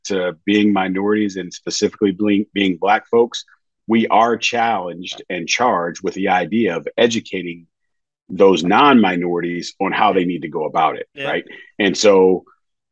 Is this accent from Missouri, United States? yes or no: yes; St. Louis, Missouri, United States; I'm from St. Louis, big Cardinals